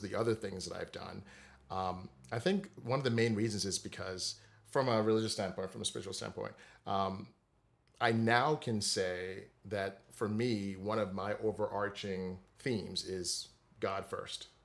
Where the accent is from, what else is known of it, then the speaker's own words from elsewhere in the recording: Saint Croix, U.S. Virgin Islands; moved away as an adult; also born or lived in Delaware; I'm originally from the Virgin Islands, uh, Saint Croix, the largest of the U S group of the islands there. I spent my entire childhood there, all the way through high school